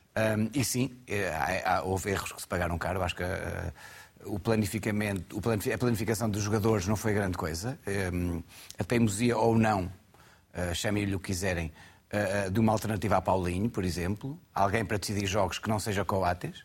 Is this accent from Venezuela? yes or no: no; Alcobaça, Centro, Portugal; eu não sou de uma grande cidade, sou de Alcobaça